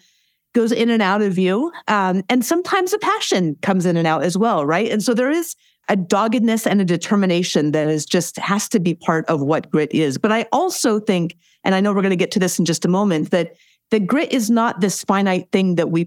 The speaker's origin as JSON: {"language": "English", "region": "Alaska", "country": "United States", "tie": "born or raised there", "said": "I grew up in Alaska"}